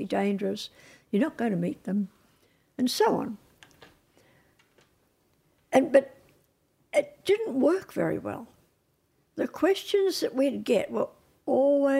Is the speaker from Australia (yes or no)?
yes; Australia; I'm an Australian